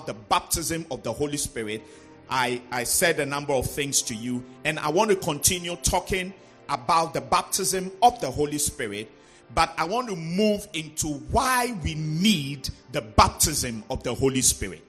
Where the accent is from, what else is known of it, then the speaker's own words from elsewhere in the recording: Volta, Ghana; those of us who come from the Volta region, we come from Greece